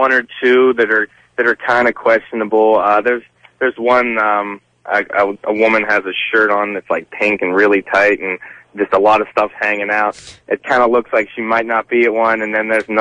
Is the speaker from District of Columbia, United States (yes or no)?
no; Pittsburgh, Pennsylvania, United States; now in Myrtle Beach, United States; I live in Myrtle Beach now, but I'm originally from Pittsburgh